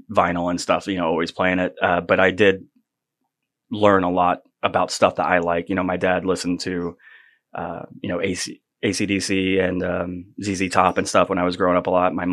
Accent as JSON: {"language": "English", "town": "Sebring", "region": "Florida", "country": "United States", "tie": "born or raised there", "said": "Sebring, Florida."}